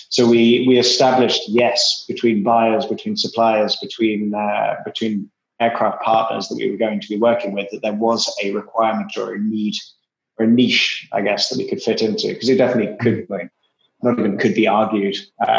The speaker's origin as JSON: {"language": "English", "region": "England", "country": "United Kingdom", "accent": "English", "said": "Obviously, you can tell from my atrociously strong English accent, I'm originally English, but only spent a few years of my life there."}